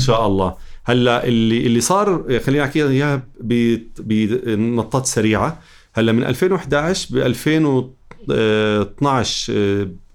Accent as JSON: {"language": "Arabic", "country": "Jordan", "said": "واحنا كمجتمع اردني"}